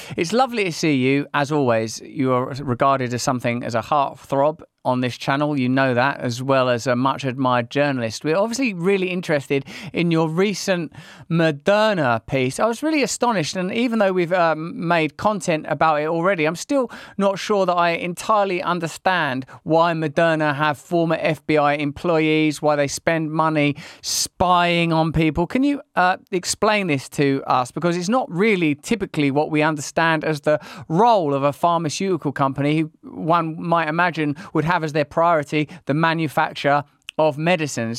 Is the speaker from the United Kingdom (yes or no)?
yes; United Kingdom; being British